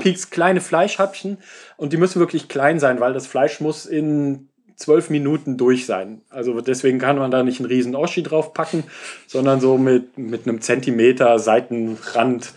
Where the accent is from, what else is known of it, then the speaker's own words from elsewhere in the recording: Germany; als äh, Deutscher